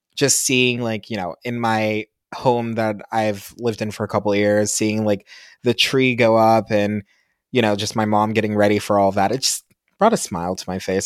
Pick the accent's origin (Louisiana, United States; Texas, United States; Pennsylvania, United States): Pennsylvania, United States; moved away; I'm from Pennsylvania. I'm not from anywhere super sexy